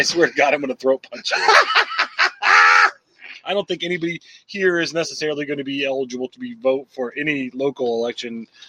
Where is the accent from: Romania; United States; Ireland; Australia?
United States; New York; born and raised here in New York State. And after we got out of the military, my significant other and I, and we moved back to New York.